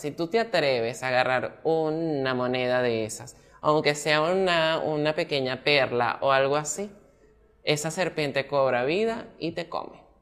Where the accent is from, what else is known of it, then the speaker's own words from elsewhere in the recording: Maracay, Aragua, Venezuela; Yo pues soy de Maracay